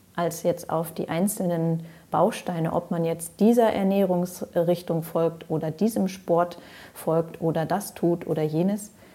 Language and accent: German; Ruhr area, North Rhine-Westphalia, Germany; moved away as an adult; also born or lived in Greece / Switzerland / France / Allgäu; Raus aus dem Ruhrpott, wo ich geboren bin, und rein in die Natur. Nach meiner Ausbildung habe ich mich also verabschiedet